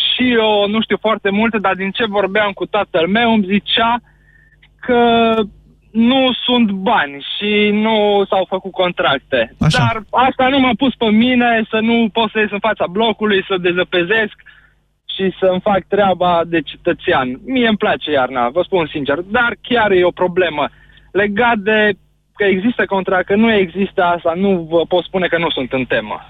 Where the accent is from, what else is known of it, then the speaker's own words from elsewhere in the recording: Baia Mare, Maramureș County, Romania; moved away as an adult; now in Timișoara, Romania; Eu sunt din Baia Mare de loc. acum sunt în drum spre Timișoara, că locuiesc în Timișoara de 10 ani